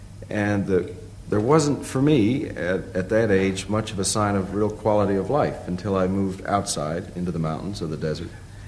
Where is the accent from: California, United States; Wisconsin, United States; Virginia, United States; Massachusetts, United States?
California, United States; moved away as an adult; It had a lot to do with growing up in California, where the sun did always shine.